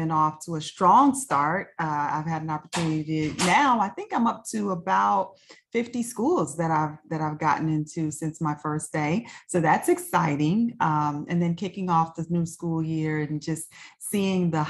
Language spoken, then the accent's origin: English; Chicago, Illinois, United States; moved away as an adult; also born or lived in Prince William County, Virginia; I'm a native Chicagoan. I was born and raised in Chicago